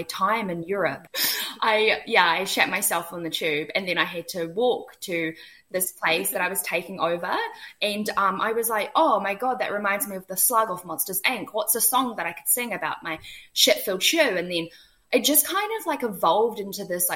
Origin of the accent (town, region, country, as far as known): New Zealand